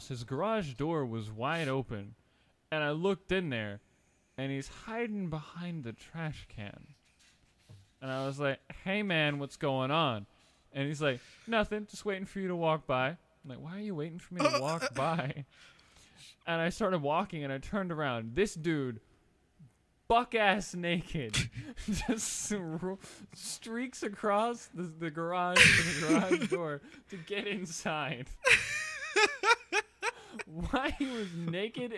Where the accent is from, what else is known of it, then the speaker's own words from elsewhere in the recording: Florida, United States; also born or lived in Charlotte, North Carolina; Growing up in Florida, I made a lot of Hispanic friends in school